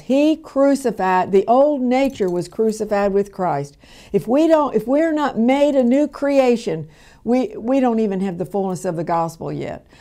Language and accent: English; Louisville, Kentucky, United States; where I was born and raised in Louisville, Kentucky